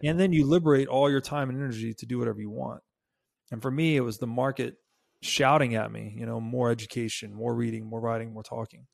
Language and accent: English; Tennessee, United States; moved away; I grew up in Tennessee.